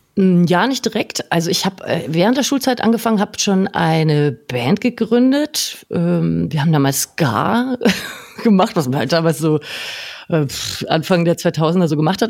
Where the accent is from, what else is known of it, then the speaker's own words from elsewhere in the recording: a small village 20 km outside Nuremberg, Bavaria, Germany; moved away as an adult; Ehrlicherweise bin ich nicht direkt in Nürnberg aufgewachsen, sondern äh, in einem kleinen Dorf 20 Kilometer außerhalb.